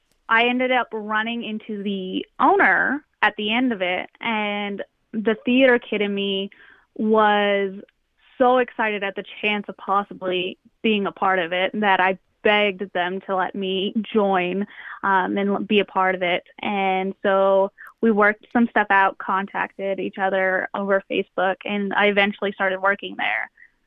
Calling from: Texas, United States; I'm in the panhandle, like up in the north.

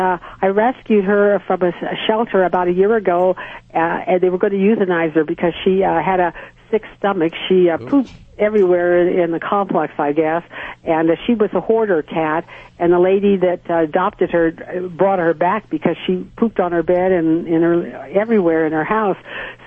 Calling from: South Lake Tahoe, California, United States; I'm calling from South Lake Tahoe, California.

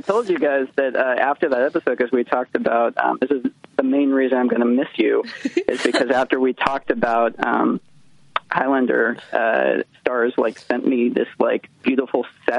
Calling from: Los Angeles, California, United States; I'm in LA.

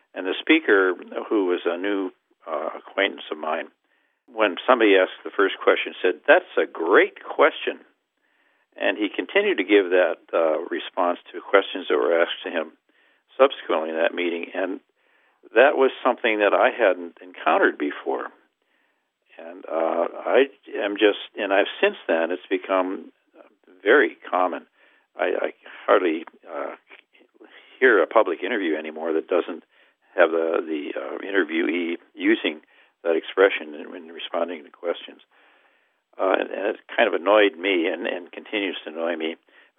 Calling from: University Park, Maryland, United States; I'm calling from University Park, Maryland, a D.C. suburb.

